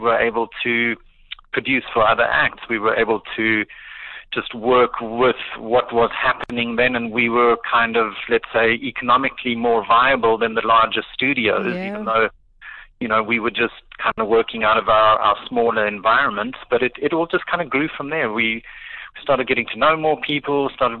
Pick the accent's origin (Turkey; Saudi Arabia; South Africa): South Africa; Pretoria, Gauteng; I grew up in Pretoria and kind of finished high school in the early 90s